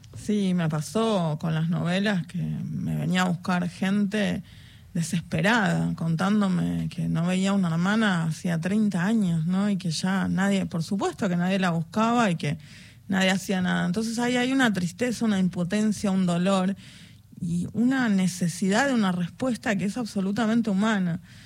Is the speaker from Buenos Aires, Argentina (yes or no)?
yes; Buenos Aires, Argentina; somos de Buenos Aires